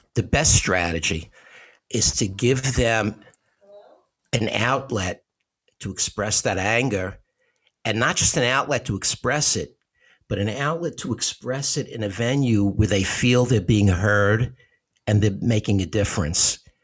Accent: New York City, New York, United States; I grew up in Bensonhurst in Brooklyn

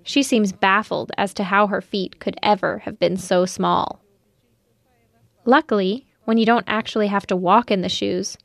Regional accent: Toronto, Ontario, Canada; also born or lived in Romania; I was born in Romania, but my parents moved to Canada in the early 90s

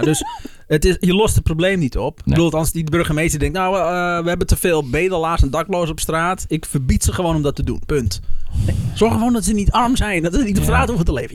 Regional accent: Netherlands; als Nederlanders

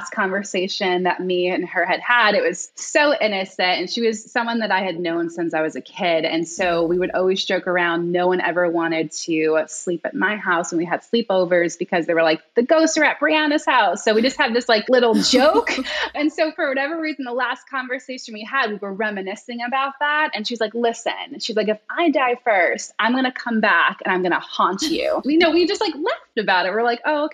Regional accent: New York, United States; I'm originally from New York. So I was like working in Manhattan

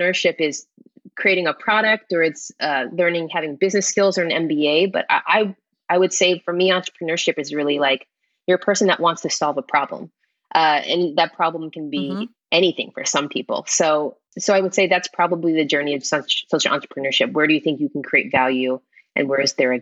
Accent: Houston, Texas, United States; moved away as an adult; also born or lived in Austin, Texas; now in Los Angeles, United States; I grew up in Houston, Texas. We grew up in a town called Clear Lake

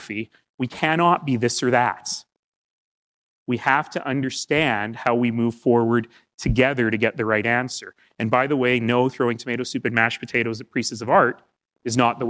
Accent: Alberta, Canada; I come from Alberta

